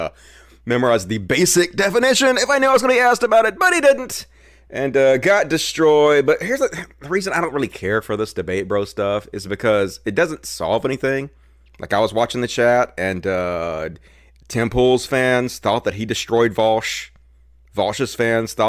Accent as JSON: {"language": "English", "country": "United States", "said": "I'm American"}